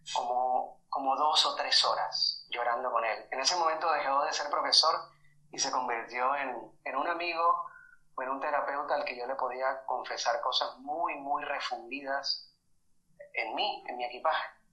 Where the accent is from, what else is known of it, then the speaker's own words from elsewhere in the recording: Caribbean coast of Colombia, Colombia; yo soy de Colombia, de la costa de Colombia, y es una región en la que por todo lado encuentras ese, esa apología al sexo.